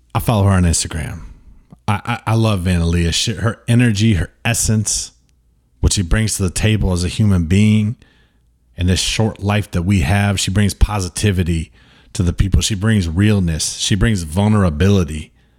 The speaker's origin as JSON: {"language": "English", "country": "United States", "said": "I'm very much American"}